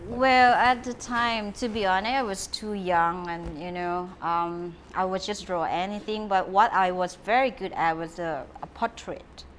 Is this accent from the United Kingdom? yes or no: no; Trang, Thailand; English is a second language; moved away as an adult; now in Phuket, Thailand; My mom is from Trang. My dad's from Nakhon Si Thammarat. I'm from South Southern girl